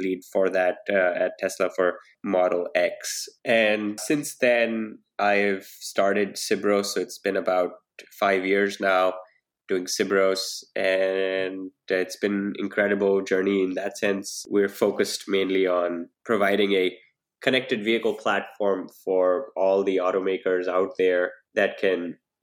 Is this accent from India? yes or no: yes; India; moved away as an adult; also born or lived in New Delhi, India / Pittsburgh, United States; now in Silicon Valley, United States; So I grew up in India and I've lived in New Delhi